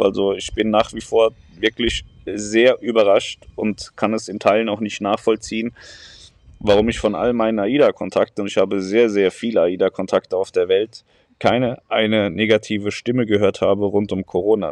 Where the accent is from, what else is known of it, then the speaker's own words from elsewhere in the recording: near Darmstadt, Hesse, Germany; ich bin in der Nähe von Darmstadt aufgewachsen